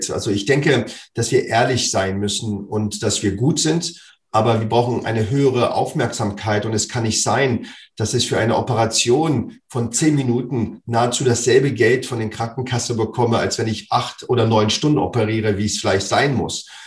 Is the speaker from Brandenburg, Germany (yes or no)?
no; Berlin, Germany; Also für mich als äh, Berliner Junge, ich bin aufgewachsen in dem Fußballverein Meteor 06.